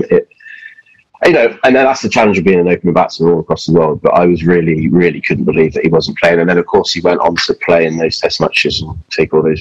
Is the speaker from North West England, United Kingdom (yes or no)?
no; Yorkshire and the Humber, United Kingdom; also born or lived in Wiltshire; my grandparents live in, in Yorkshire, and I was born in Yorkshire. But then we moved uh, to Wiltshire when I was quite young